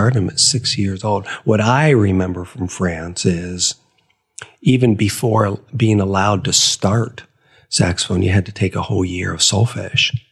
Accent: Ohio, United States; moved away; I grew up in Ohio

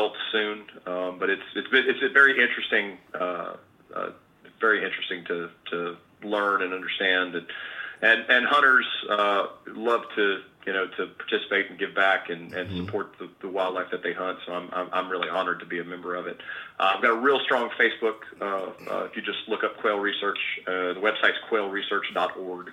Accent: Mississippi, United States; moved away; I grew up in Mississippi quail hunting.

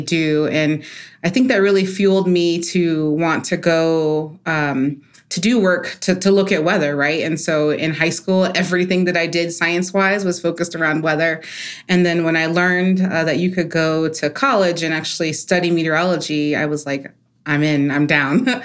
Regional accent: Maryland, United States; as a kid, I grew up in Maryland, so outside of D C

